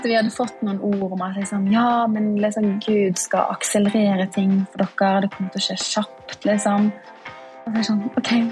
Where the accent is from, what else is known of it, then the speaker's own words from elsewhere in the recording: Bergen, Vestland, Norway; also born or lived in Oslo; now in Porsgrunn, Norway; Jeg kommer fra Bergen. Ja. Ja, dialekten har blitt litt vannet ut etter hvert. Jeg bodde nå ti år i Oslo